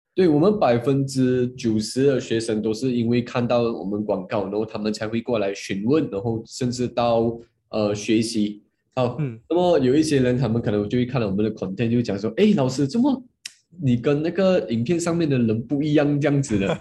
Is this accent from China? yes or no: no; Muar, Johor, Malaysia; 我今年就二十三岁，然后我来自嗯。Johor Bahru，我不知道你们知道吗？它是一个小，小，小的 小的 kampung来的